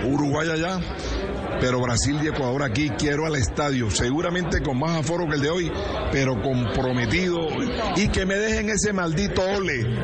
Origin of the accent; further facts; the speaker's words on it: Colombia; Nosotros somos colombianos.